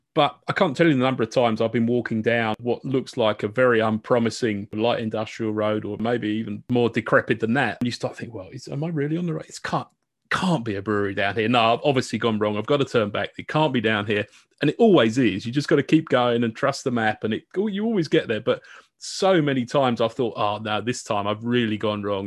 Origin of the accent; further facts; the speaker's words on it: United Kingdom; accent: British; I can always break out my British accent